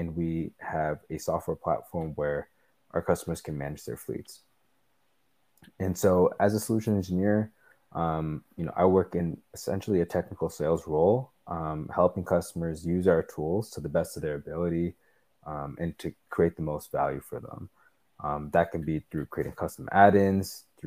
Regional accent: Toronto, Ontario, Canada; I'm still living here in Toronto, where I was born and raised

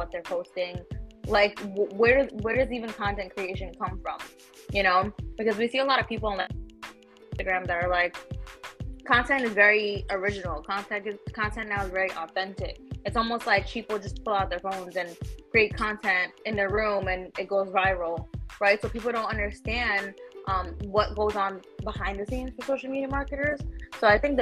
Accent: New York City, New York, United States; also born or lived in Queens, New York; I'm from the Bronx, New York. That's where I was born and raised.

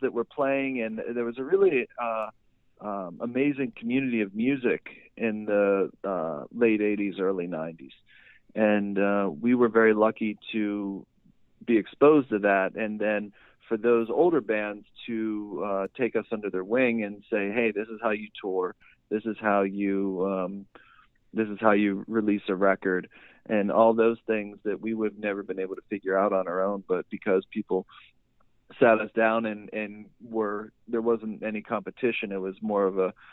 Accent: Shaler, Pennsylvania, United States; now in Pittsburgh, United States; I'm actually from Shaler, so bit outside the city

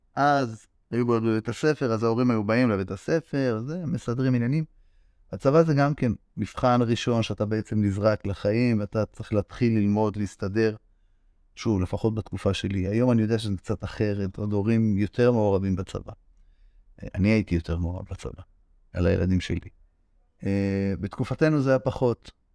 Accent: Israel; נולדתי במושב חצר אה, של אה, סוף שנות ה-60, תחילת ה-70. שם גדלנו

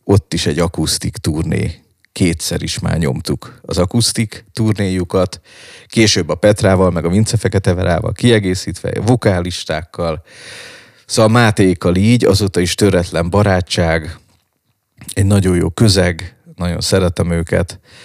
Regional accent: Balatonfüred, Veszprém County, Hungary; moved away; also born or lived in Budapest; Füredről jöttem, ugye én Balatonfüredről, mhm. és hirtelen belecseppentem ebbe a pesti underground szénába

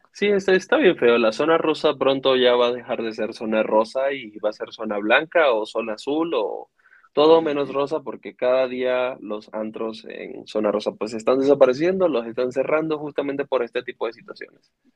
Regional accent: Venezuela; also born or lived in Iztapalapa, Mexico City, Mexico; now in Mexico City, Mexico; soy de Venezuela

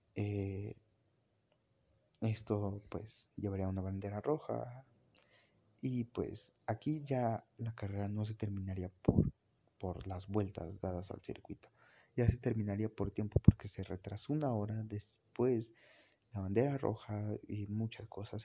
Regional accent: Mexico; como mexicano

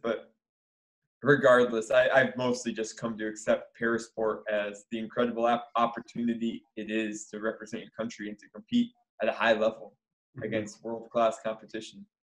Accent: Michigan, United States; I grew up in Michigan playing all sorts of sports

